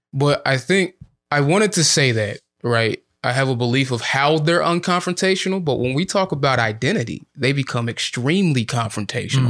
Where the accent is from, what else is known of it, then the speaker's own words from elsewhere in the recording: Illinois, United States; I'm from Illinois